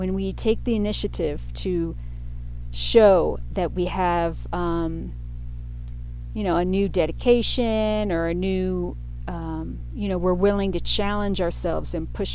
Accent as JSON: {"language": "English", "town": "Pittsburgh", "region": "Pennsylvania", "country": "United States", "tie": "born or raised there", "also_born_or_lived": "New York City", "said": "my teen years growing up in Pittsburgh, Pennsylvania"}